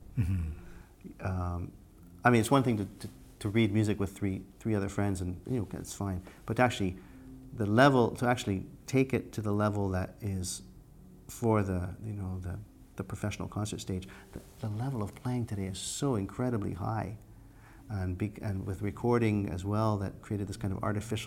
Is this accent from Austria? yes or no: no; Canada; moved away as an adult; also born or lived in United States; being Canadian, as we were in the group, we lived in the States